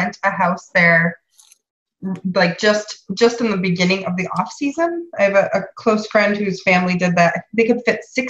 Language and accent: English; Wisconsin, United States; moved away as an adult; also born or lived in Nebraska / Rhode Island; I grew up in Wisconsin and went to the University of Nebraska.